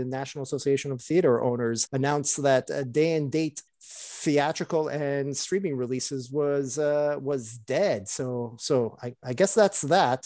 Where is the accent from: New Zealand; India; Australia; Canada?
Canada; As a Canadian